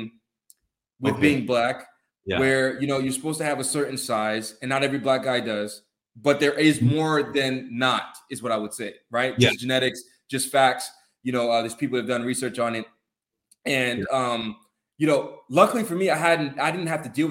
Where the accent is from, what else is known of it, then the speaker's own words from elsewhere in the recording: Atlanta, Georgia, United States; I'm from Atlanta